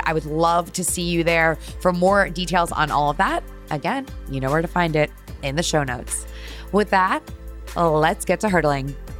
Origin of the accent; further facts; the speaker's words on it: Connecticut, United States; moved away as an adult; also born or lived in New York; now in Brooklyn, New York, United States; Born and raised in Connecticut, I have lived in New York for eleven years now